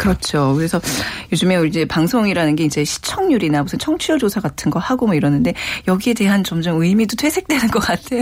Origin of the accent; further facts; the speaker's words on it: Seoul, South Korea; 저도 이제 어렸을 때 기억에 한옥에서 살았었거든요